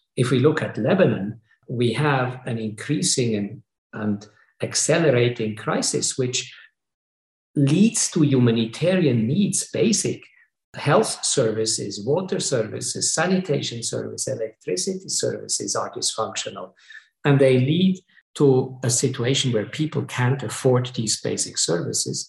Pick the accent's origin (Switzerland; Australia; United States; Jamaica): Switzerland; I come from Switzerland